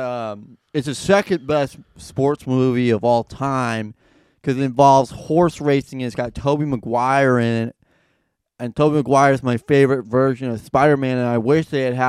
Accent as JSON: {"language": "English", "town": "New York City", "region": "New York", "country": "United States", "tie": "born or raised there", "said": "I grew up in New York City."}